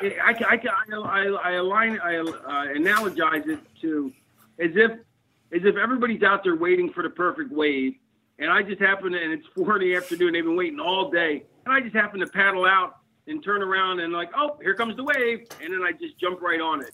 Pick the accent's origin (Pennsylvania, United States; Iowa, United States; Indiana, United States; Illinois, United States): Pennsylvania, United States; Philadelphia; born or raised there; moved away as an adult; also born or lived in Connecticut